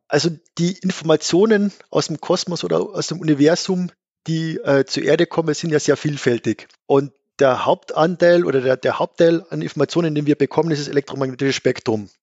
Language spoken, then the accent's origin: German; Gailtal, Carinthia, Austria; accent: Carinthian; moved away as an adult; also born or lived in Vienna / Innsbruck; Ich bin Kärntner. Genau. Ja. Also ich bin ursprünglich in schönem Geldtal in Kärnten aufgewachsen